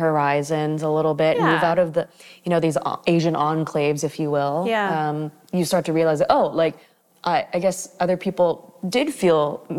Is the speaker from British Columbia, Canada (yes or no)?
yes; Richmond, British Columbia, Canada; also born or lived in Vancouver; So born in Vancouver, raised in Richmond.